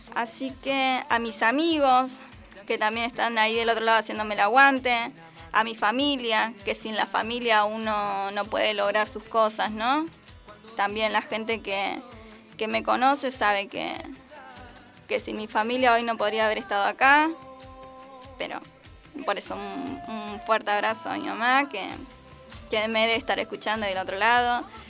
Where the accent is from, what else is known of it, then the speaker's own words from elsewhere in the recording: Argentina; así somos nosotros los argentinos, buena onda